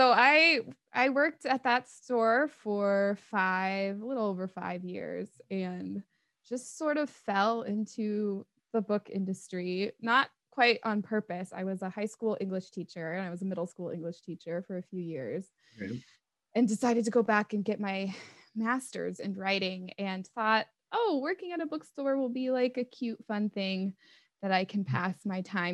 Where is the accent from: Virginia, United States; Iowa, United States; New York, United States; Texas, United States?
Iowa, United States; moved away as an adult; also born or lived in Denver; now in Des Moines, United States; I'm originally from Iowa